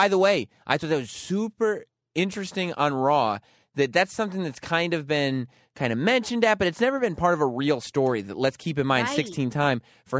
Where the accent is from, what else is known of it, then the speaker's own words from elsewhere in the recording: New Orleans, Louisiana, United States; You know, I'm from New Orleans, and if anybody wants to combat with me, you know, I wrestle alligators before.